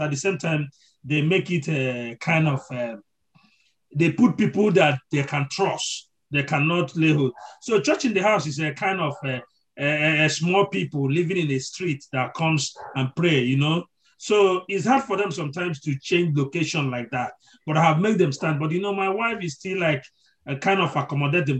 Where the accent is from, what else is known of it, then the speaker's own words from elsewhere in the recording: Nigeria; as a Nigerian